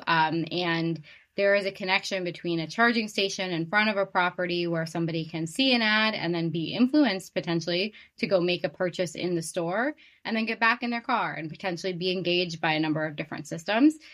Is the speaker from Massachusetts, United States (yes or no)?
yes; Boston, Massachusetts, United States; moved away; I'm from Boston originally